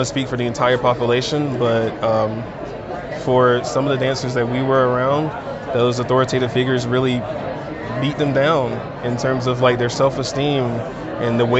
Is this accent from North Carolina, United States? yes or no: yes; North Carolina, United States; now in Denver, United States; I'm originally from North Carolina, but I currently attend the University of Denver